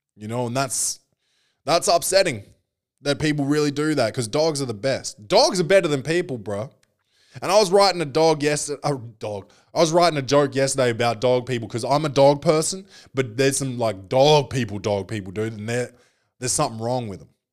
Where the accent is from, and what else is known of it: Australia; born or raised there